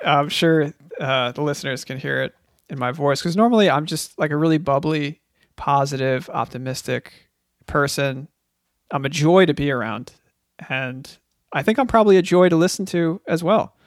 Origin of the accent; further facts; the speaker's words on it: Long Island, New York, United States; I'm from Long Island